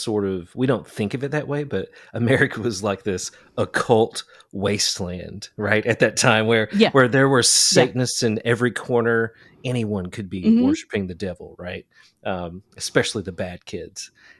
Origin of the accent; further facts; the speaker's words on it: Kentucky, United States; That's I grew up in Eastern Kentucky and I was just talking about this recently too.